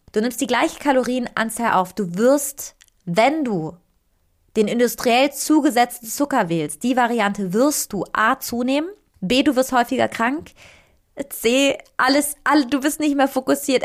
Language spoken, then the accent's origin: German; Italy; moved away; Ich, ich komme aus Italien